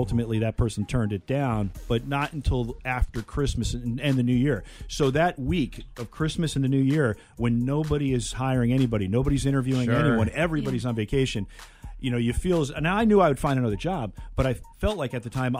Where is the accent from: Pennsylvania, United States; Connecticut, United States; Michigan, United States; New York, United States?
Connecticut, United States; I can remember growing up in Connecticut